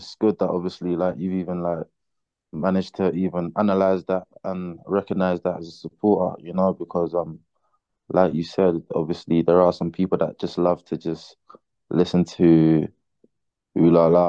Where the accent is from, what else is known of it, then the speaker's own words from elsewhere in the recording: London, United Kingdom; I was born in UK, London to be precise. London, I would say, is where I got my influence